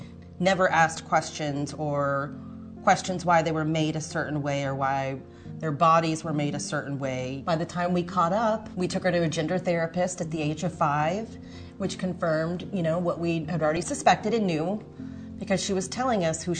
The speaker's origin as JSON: {"language": "English", "town": "Dallas", "region": "Texas", "country": "United States", "tie": "born or raised there", "said": "I grew up in Preston Hollow in Texas, where football is everything and jock things are everything."}